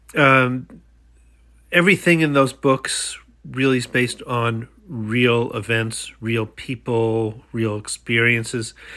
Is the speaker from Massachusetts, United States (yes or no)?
no; Long Island, New York, United States; a dear old friend named Myra Ross, who I grew up with on Long Island